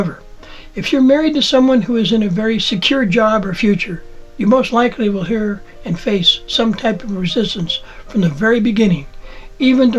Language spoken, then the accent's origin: English; Montana, United States; In my youth, I worked for the Department of Agriculture in the U.S. Forest Service, fighting fires and planting trees in my home state of Montana